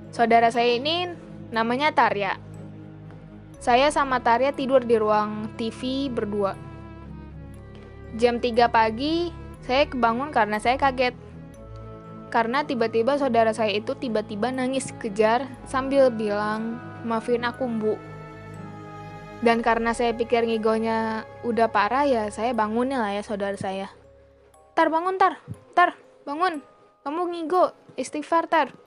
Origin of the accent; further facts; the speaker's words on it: Sukabumi, West Java, Indonesia; Kisah ini berada tepat di kampung saya sendiri. Dan kampung saya berada di daerah pelosok Sukabumi perbatasan dengan Banten.